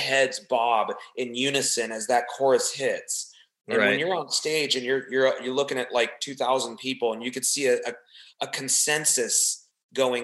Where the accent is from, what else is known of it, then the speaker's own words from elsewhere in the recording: Southern California, United States; growing up in the Southern California area, of course, then the punk rock kind of comes in our area